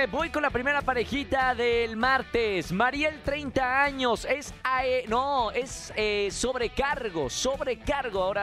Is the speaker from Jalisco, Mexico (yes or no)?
yes; Guadalajara, Jalisco, Mexico; De Guadalajara, Jalisco.